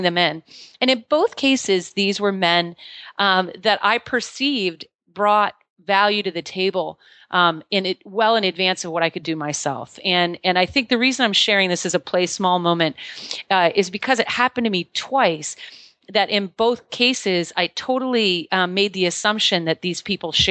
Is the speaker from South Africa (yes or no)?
no; Maine, United States; moved away as an adult; I was born and raised here in Maine, in a small town in Maine